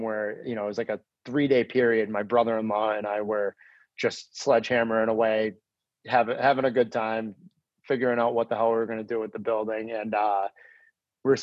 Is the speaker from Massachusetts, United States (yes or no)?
yes; Lynnfield, Massachusetts, United States; I grew up in Linfield